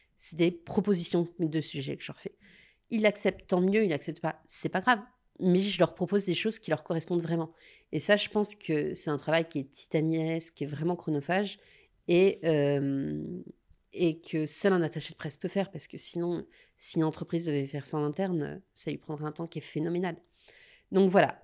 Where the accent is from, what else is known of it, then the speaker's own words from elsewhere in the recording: Lyon, Auvergne-Rhône-Alpes, France; en tant que Lyonnaise